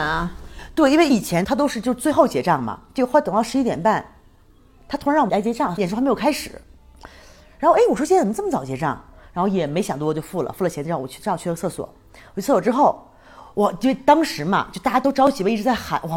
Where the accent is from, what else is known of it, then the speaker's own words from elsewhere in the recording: China; now in Mexico; 我们中国人比较喜欢这种